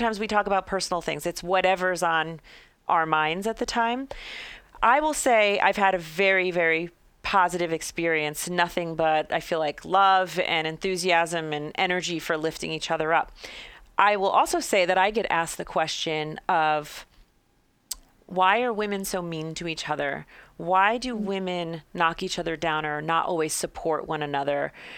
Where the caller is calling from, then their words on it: Denver, Colorado, United States; so I'm talking from Denver, Colorado, and I belong to a crew that formed here.